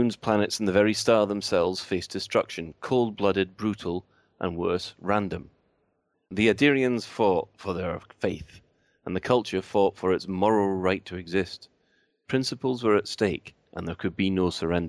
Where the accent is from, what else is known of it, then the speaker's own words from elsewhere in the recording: Glasgow, Scotland, United Kingdom; being Glaswegian